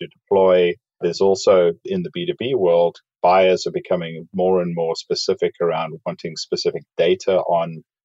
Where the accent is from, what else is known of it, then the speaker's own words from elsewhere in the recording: South Africa; moved away as an adult; also born or lived in Dallas, United States; now in Overland Park, United States; I grew up in South Africa.